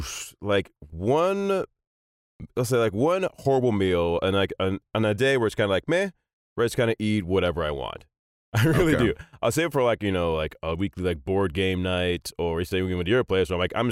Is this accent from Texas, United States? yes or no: no; Annapolis, Maryland, United States; born there; My dad at the time was a lieutenant commander in the U.S. Navy. I was born in Annapolis, and he was on the eye when I was born.